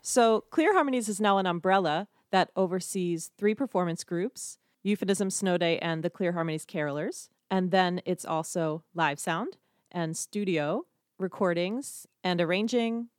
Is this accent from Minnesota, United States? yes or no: no; outside of Philadelphia, Pennsylvania, United States; I grew up right outside of Philadelphia